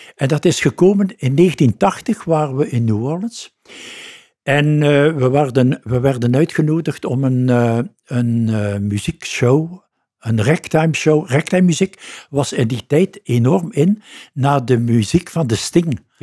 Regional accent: Ghent, Flanders, Belgium; Ik ben daar geboren. Oké. Ik ben in de Lange Steenstraat geboren. En uh, ben nooit eigenlijk 200 meter uit mijn buurt

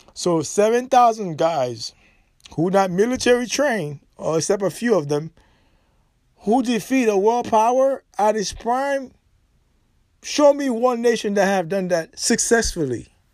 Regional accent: Haiti; moved away; as Haitian national who reside abroad

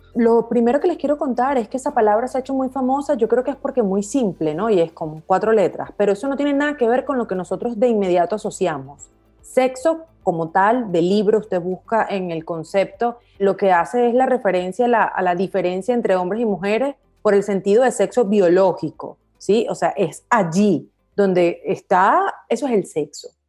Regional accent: Venezuela; crecí en Latinoamérica, crecí en Venezuela puntualmente

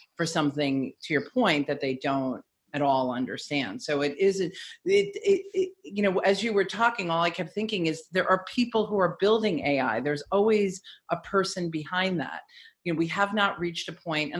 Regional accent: New York, United States; Growing up in New York

